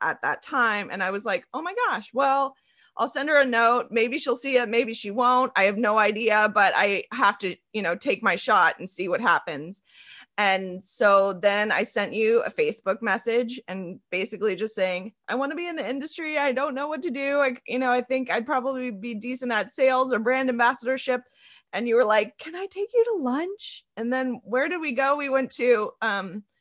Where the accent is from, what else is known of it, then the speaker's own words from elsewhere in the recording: Carmel, Indiana, United States; moved away as an adult; also born or lived in Miami; I grew up in Carmel, Indiana